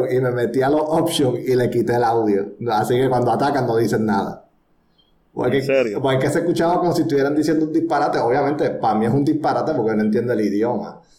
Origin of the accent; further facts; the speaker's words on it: Puerto Rico; Yo soy puertorriqueño, yo no sé nada de Francia. Fuimos conquistados por España y después Estados Unidos, o sea, que no tenemos nada francés aquí.